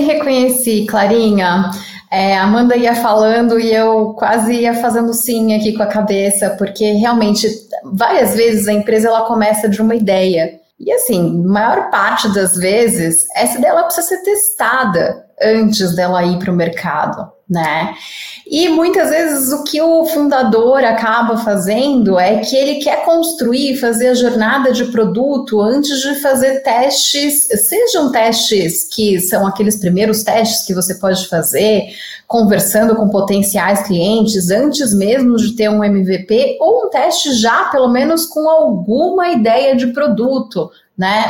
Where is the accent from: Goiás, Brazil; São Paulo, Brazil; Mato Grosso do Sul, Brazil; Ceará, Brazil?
São Paulo, Brazil; accent: paulista; apesar de não ser mineira, eu sou a paulista aqui, é, o sotaque já não nega, né?